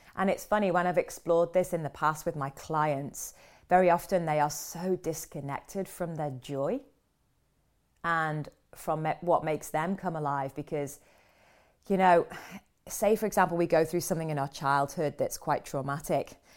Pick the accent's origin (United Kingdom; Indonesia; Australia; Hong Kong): United Kingdom; London; I'm back in London, back in my hometown.